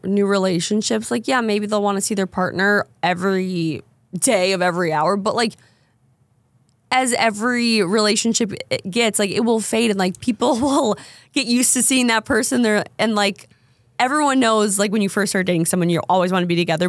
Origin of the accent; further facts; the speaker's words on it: Minnesota, United States; moved away; I'm from Minnesota